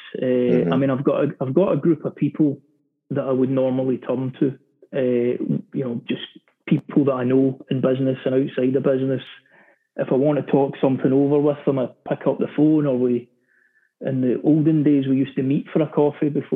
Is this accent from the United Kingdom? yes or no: yes; Glasgow, Scotland, United Kingdom; in Glasgow, in my hometown